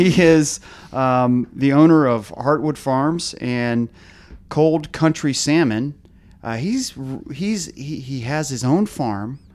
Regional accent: Arlington, Virginia, United States; I'm born and raised in Arlington

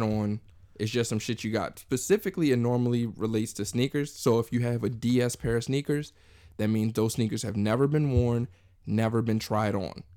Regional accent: New York, United States; I'm from New York

